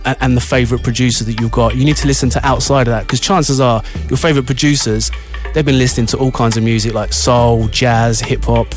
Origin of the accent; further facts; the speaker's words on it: Bedford, East of England, United Kingdom; my hometown, Bedford